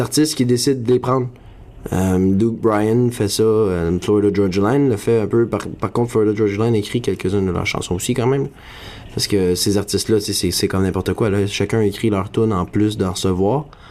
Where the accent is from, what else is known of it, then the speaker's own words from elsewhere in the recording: near Saint-Mathieu-de-Beloeil, Quebec, Canada; also born or lived in Montreal; c'est à côté de ma ville natale, c'est à Saint-Mathieu-de-Belleuil